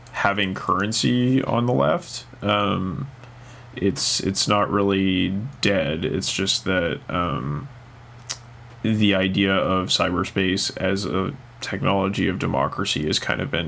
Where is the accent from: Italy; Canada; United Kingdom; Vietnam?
Canada; now in Japan; I'm a Canadian and I went to a Canadian communications program